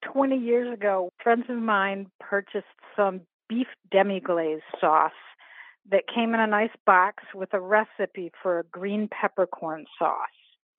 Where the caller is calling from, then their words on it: Jamaica Plain, Massachusetts, United States; Jamaica Plain, Massachusetts.